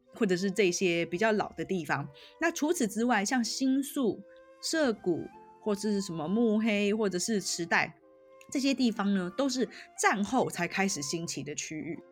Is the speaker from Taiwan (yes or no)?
yes; Taiwan; also born or lived in Tokyo, Japan; 就如果我是台湾人来说的话